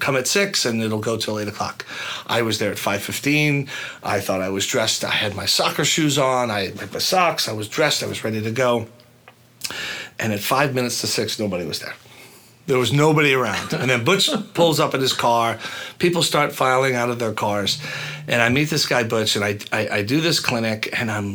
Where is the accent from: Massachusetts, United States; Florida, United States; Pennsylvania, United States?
Massachusetts, United States; Boston; the youngest of eight kids, growing up in Massachusetts